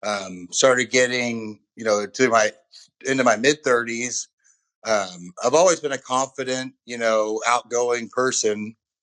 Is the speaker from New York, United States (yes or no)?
no; California, United States; also born or lived in Oklahoma / Texas / Chicago; now in Austin, United States; I grew up in California, spent a little bit of time in Oklahoma, near Oklahoma City, then moved down to back to California and back out to Texas.